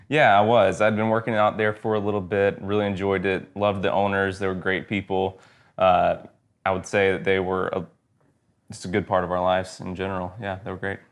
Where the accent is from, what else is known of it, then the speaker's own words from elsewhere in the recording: Georgia, United States; moved away as an adult; also born or lived in Athens, Georgia; now in Texas, United States; I am from Georgia originally, Georgia boy, lived there my whole life until two years ago